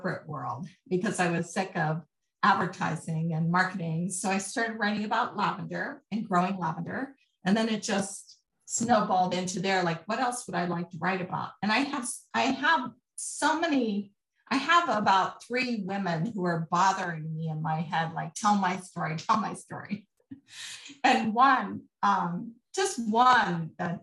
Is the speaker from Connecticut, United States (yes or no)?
no; Colorado, United States; I'm from Colorado